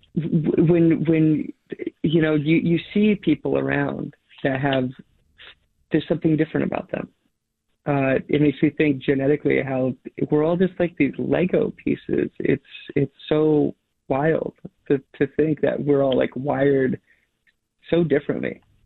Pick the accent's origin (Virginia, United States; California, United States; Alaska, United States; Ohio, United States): Alaska, United States; now in Portland, United States; I grew up in Alaska on these like long dog sled trips, dog mushing trips.